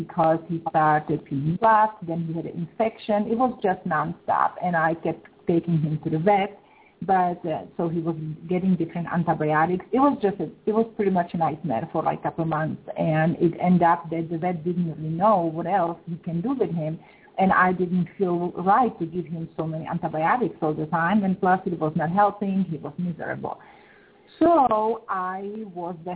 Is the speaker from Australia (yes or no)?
no; Czechia; moved away; I am originally from Czech Republic. I was born and raised in Czech Republic, actually former Czechoslovakia